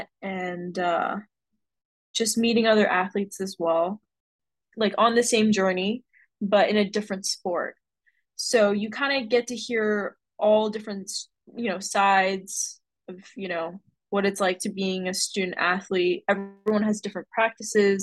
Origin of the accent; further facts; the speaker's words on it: Arizona, United States; I played a lot of local events here in Arizona